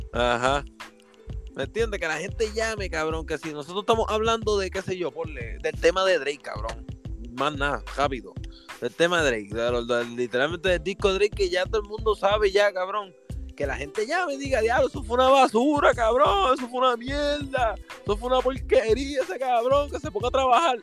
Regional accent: Puerto Rico; Somos boricua

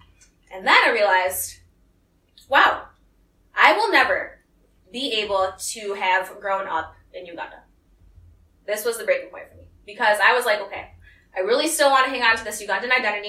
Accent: Maryland, United States; born or raised there

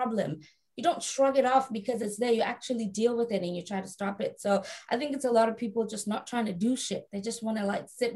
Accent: South Africa; I was raised in South Africa

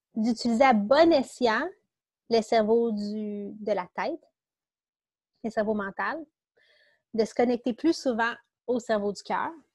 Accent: Quebec, Canada; accent: Québec; c'est mon accent du Québec

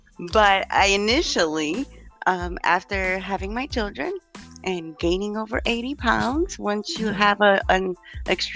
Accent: Chicago, Illinois, United States; moved away as an adult; now in Indianapolis, United States; I was born in the Chicagoland area in Illinois, and then moved to the Indianapolis area about 15 years ago when I remarried.

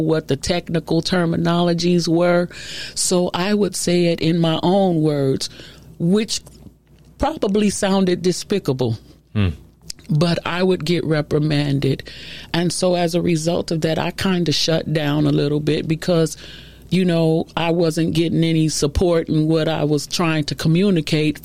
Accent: Chicago, Illinois, United States; I'm originally from Chicago

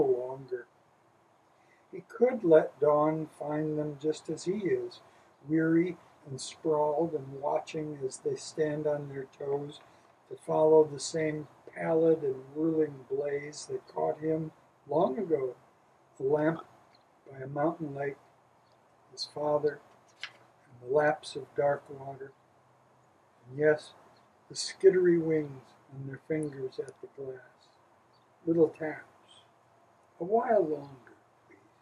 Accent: Wisconsin, United States; I grew up in Wisconsin

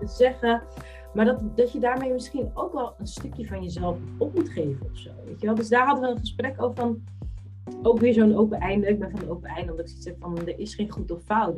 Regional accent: Netherlands; ik heb Capverdis roots, maar ik ben in Nederland geboren

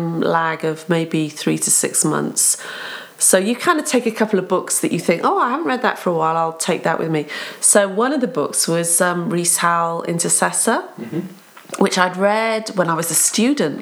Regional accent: England, United Kingdom; also born or lived in Cardiff, Wales; now in South Wales, United Kingdom; I'm from Cardiff, but my family moved and my parents were Welsh, so I'm Welsh. I think of myself as Welsh, feel very proud to be Welsh. But I can't speak Welsh, and I don't have a Welsh accent because we grew up in England. So we moved when I was 5 to England, grew up there

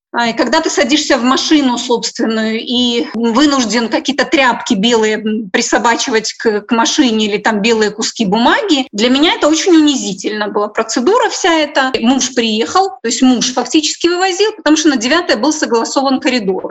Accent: Minsk, Belarus; moved away as an adult; also born or lived in Kyiv, Ukraine; now in Ukraine; я родилась в Минске, я гражданка Республики Беларусь и с 97 года, 1997 года живу

